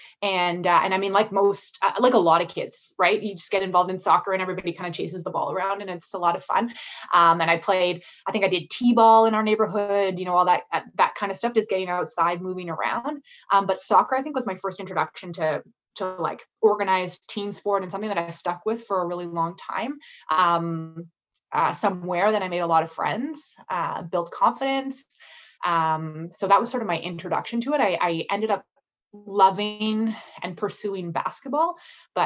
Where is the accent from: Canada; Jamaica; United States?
Canada; Ottawa, Ontario; now in Toronto, Canada; I grew up in Ottawa